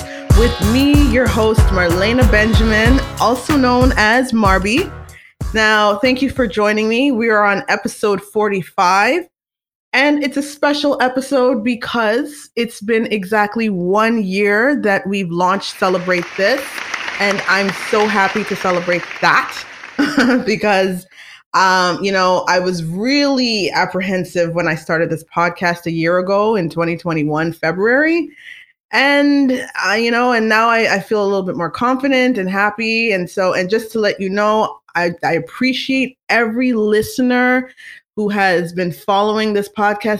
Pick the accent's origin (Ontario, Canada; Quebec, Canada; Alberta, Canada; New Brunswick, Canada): Ontario, Canada; Toronto; I'm from Scarborough, Ontario